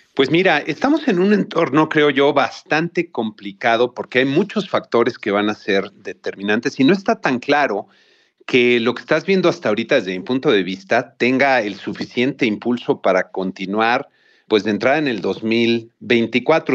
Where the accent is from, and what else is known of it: Mexico